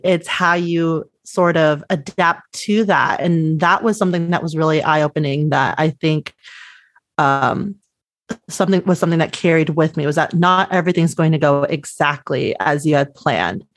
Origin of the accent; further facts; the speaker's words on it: Los Angeles, California, United States; I grew up a little bit, uh, south of San Luis Obispo, so three, about three hours south in the San Fernando Valley, which is part of the northern L A County